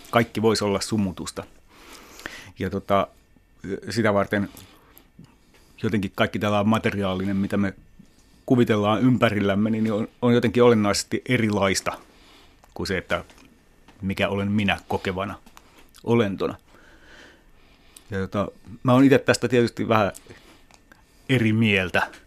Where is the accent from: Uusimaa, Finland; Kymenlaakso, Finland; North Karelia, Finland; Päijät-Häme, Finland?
Päijät-Häme, Finland; Lahti; moved away; also born or lived in Switzerland; Mä olin ensin asunut lapsena, lapsena ja nuorena Lahdessa.